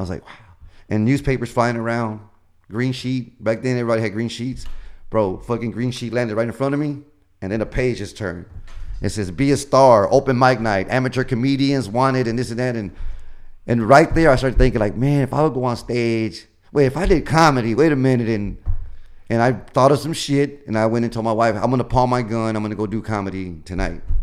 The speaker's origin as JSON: {"language": "English", "town": "Houston", "region": "Texas", "country": "United States", "tie": "born or raised there", "said": "I grew up in Denver Harbor"}